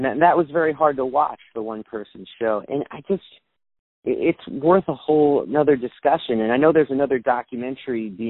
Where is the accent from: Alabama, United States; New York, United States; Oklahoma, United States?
New York, United States; New York City; I'm from New York City